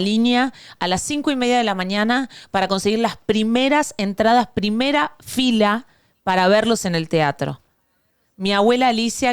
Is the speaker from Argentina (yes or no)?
yes; Argentina; now in Miami, United States; yo soy la argentina más venezolana